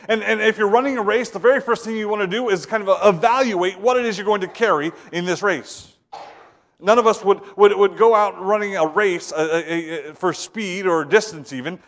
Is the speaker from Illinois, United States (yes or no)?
no; Ohio, United States; moved away; I'm from Ohio